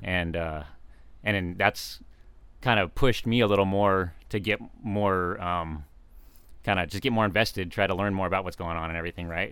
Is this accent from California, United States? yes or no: yes; Fallbrook, California, United States; also born or lived in San Diego; now in Temecula, United States; I grew up in Fallbrook, so I'm kind of a, consider myself a local